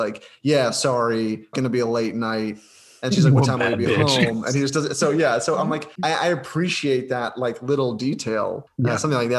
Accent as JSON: {"language": "English", "region": "Ohio", "country": "United States", "said": "I'm from Ohio."}